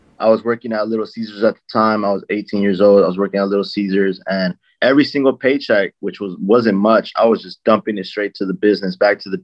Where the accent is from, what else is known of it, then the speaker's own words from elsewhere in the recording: Lynwood, California, United States; born and raised in Linwood, California.